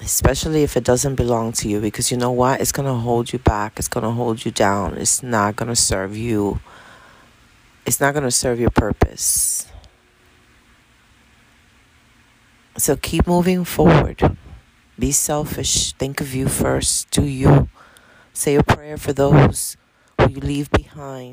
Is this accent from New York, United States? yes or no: yes; New York City, New York, United States; also born or lived in Dominican Republic / Bronx; I was born in the Dominican Republic, and I was raised in Washington Heights. I lived in the Heights until I was like 32 years old.